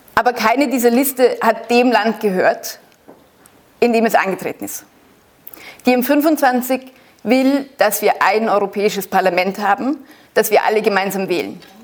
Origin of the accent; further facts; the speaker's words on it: Germany; also born or lived in Austria; Ich bin in Österreich geboren. Ich bin in Deutschland aufgewachsen.